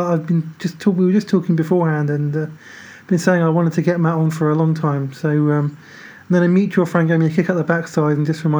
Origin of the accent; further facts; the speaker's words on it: United Kingdom; now in London, United Kingdom; But, yeah, I'm London. Yeah. Obviously, I'm British.